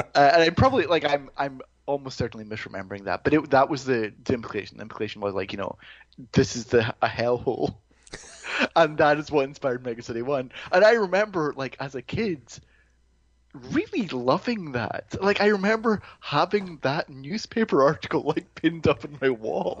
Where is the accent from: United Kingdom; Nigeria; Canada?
United Kingdom; Greenock, Scotland; moved away; my hometown in Scotland